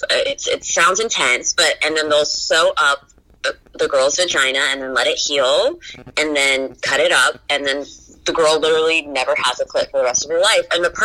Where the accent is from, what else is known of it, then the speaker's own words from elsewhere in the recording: United States; I'm from Somalia. Well, both my parents were born and raised in Somalia. I was raised in the States.